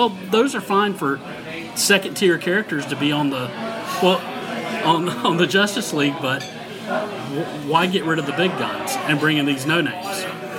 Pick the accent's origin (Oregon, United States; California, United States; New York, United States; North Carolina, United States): North Carolina, United States; I am from North Carolina.